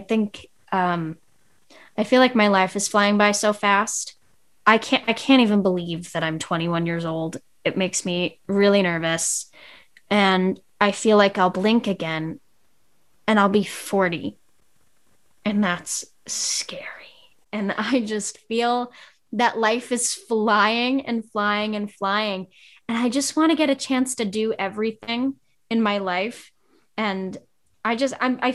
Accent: New York City, New York, United States; And my hometown is small, and I come from Staten Island

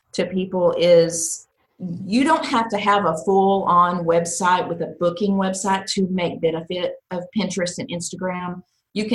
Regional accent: Texas, United States; I'm from Texas

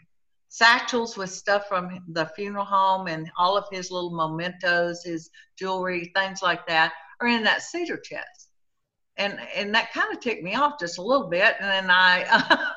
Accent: Hico, Texas, United States; now in Sweeny, United States; I am from Sweeney, Texas. I was born in a little town called Hyco, Texas, and I currently live about 30 miles from the Gulf

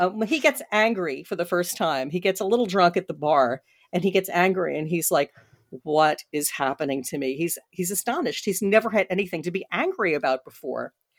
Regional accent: Washington, District of Columbia, United States; I said it in Washington, D C, because I love my hometown

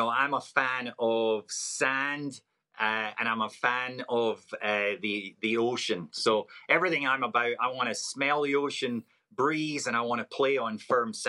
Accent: Scotland, United Kingdom; now in Oregon, United States; Being a Scotsman, born and raised

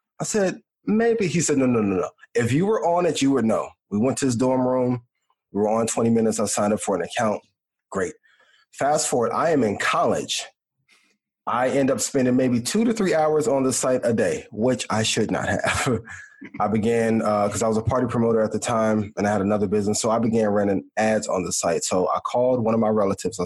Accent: East Chicago, Indiana, United States; when I was a kid growing up in Northwest Indiana

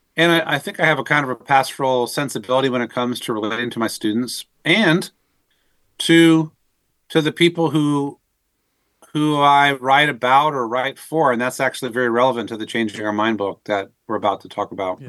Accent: Northern Virginia, United States; I was raised in the Northern Virginia area in the kind of the civil service DC community.

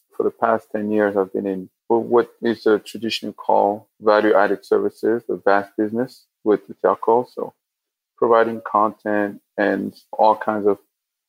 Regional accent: Cameroon; moved away; I'm from Cameroon.

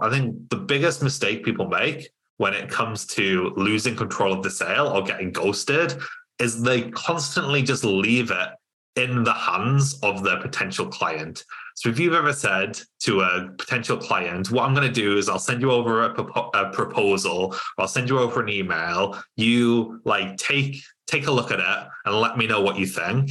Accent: Cumbria, North West England, United Kingdom; moved away as an adult; also born or lived in Lancaster; now in Newcastle, United Kingdom; I'm from Cumbria originally

